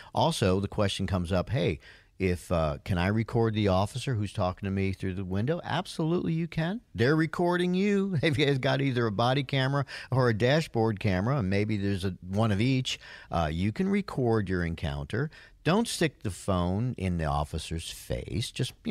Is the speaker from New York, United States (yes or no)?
yes; Yonkers, New York, United States; From Yonkers, New York, my hometown.